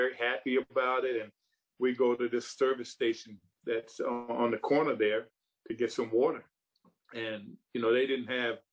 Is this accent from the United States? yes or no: yes; South Carolina, United States; when I was growing up, I grew up during the Jim Crow era of South Carolina and the South